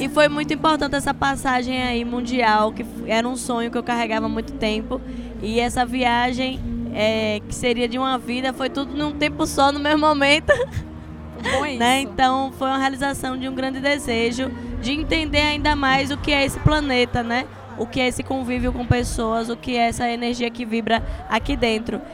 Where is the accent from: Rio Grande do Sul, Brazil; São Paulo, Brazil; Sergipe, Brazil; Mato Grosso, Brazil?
Sergipe, Brazil